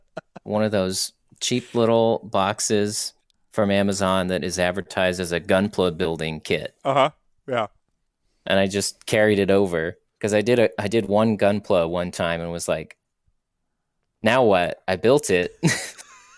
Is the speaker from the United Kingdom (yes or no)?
yes; United Kingdom; I'm from Europe.